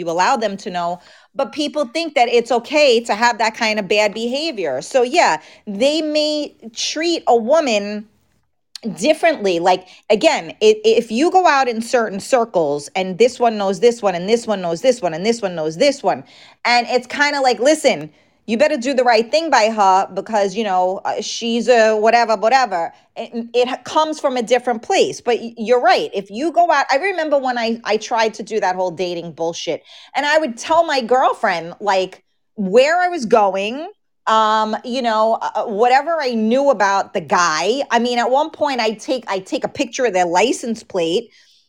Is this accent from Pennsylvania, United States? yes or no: no; New York City, New York, United States; I grew up in the Bronx.